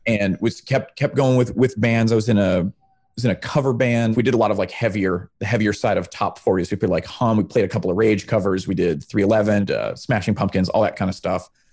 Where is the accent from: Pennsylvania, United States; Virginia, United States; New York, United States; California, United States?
Virginia, United States; Charlottesville; moved away; I'm from Charlottesville